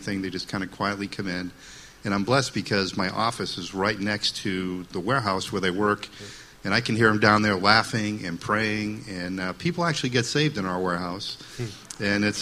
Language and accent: English; Waltham, Massachusetts, United States; moved away as an adult; now in Concord, United States; I grew up in Waltham, Mass., which is a city